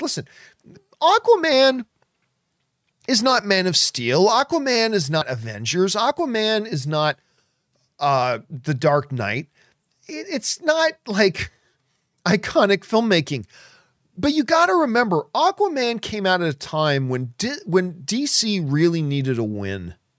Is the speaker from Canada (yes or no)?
yes; Hamilton, Ontario, Canada; My hometown of Hamilton, Ontario, Canada